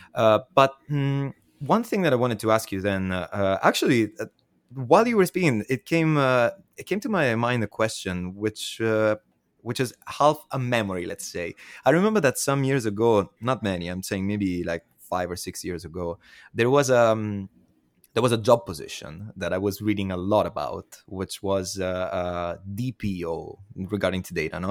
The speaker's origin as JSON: {"language": "English", "region": "Southern Italy", "country": "Italy", "tie": "born or raised there", "said": "my hometown in South Italy"}